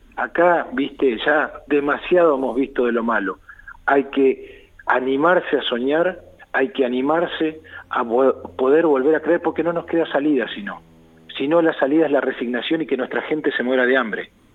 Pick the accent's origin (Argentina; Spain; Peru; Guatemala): Argentina; confío en mi pueblo